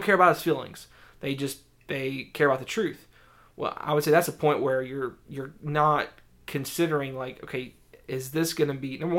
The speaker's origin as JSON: {"language": "English", "region": "the South", "country": "United States", "tie": "born or raised there", "said": "I grew up in the South"}